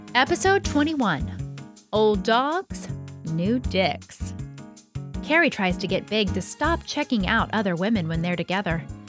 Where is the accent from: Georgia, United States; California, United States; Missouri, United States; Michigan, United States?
Georgia, United States; Atlanta; moved away as an adult; now in New York, United States; I moved to New York from Atlanta, where I was from when I was eleven to when I was thirty-five